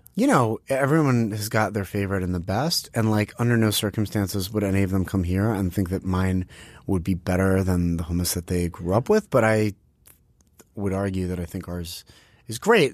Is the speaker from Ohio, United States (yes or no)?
no; Pittsburgh, Pennsylvania, United States; when we grew up in Pittsburgh